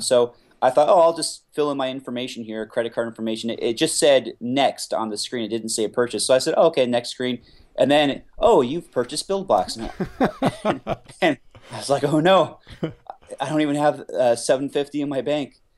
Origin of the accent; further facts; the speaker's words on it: Simi Valley, California, United States; also born or lived in Los Angeles; my hometown, which is Simi Valley